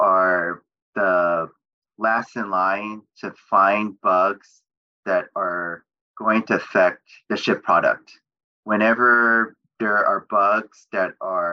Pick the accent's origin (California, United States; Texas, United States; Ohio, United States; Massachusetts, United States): California, United States; Bay Area; I grew up in the Bay Area